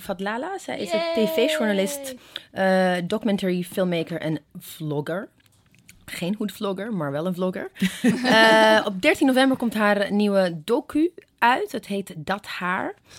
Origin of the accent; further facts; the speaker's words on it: Ethiopia; now in Netherlands; ik ben in Ethiopië opgegroeid